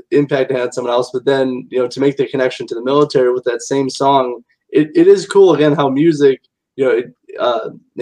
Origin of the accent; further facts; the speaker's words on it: South Bend, Indiana, United States; being from Indiana